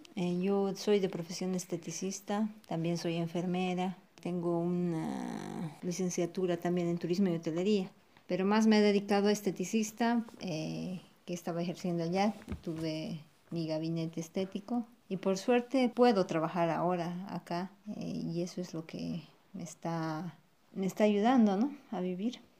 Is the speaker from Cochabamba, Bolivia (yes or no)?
no; La Paz, Bolivia; moved away as an adult; now in Buenos Aires, Argentina; Eso solamente se puede comer en La Paz, de donde yo vengo